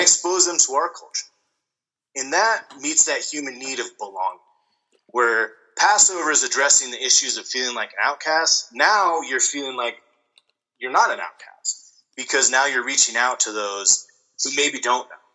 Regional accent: near Laramie, Wyoming, United States; the Matthew Shepard case happened in Wyoming, but it happened very close to my hometown

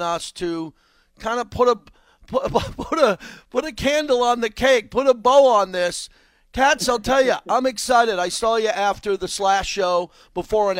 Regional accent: Massapequa, New York, United States; moved away as an adult; also born or lived in Bay Area / Los Angeles; now in Las Vegas, United States; I grew up in Massapequa, Long Island.

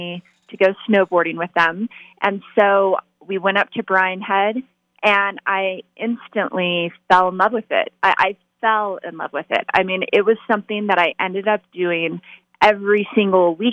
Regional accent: Las Vegas, Nevada, United States; I was born and raised in Las Vegas

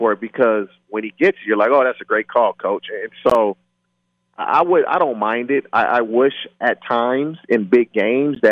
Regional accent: Barstow, California, United States; I grew up in Barstow.

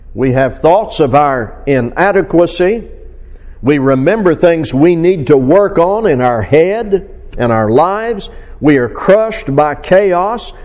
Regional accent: Fort Smith, Arkansas, United States; my hometown in Fort Smith, Arkansas

